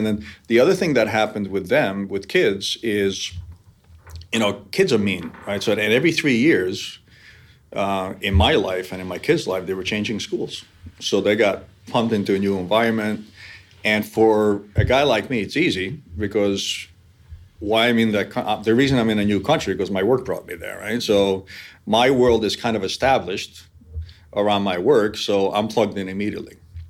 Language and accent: English; New York area, United States; accent: New York; moved away as an adult; also born or lived in Budapest, Hungary; now in San Diego, United States; I was born actually in Budapest, so I'm by birth I'm Hungarian, emigrated to New York in 68, became naturalized when I was 18, and grew up in the New York area.